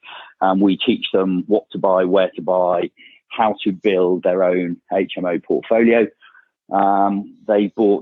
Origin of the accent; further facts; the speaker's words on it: Bournemouth, South West England, United Kingdom; also born or lived in South Africa; I'm from Bournemouth, down in Dorset, where I still live. Spend about half of my time there. Four kids, and that's where I grew up